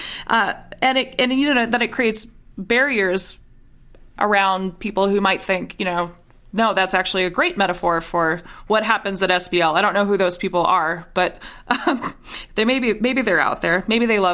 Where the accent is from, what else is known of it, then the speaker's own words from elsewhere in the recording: Minnesota, United States; I grew up in Minnesota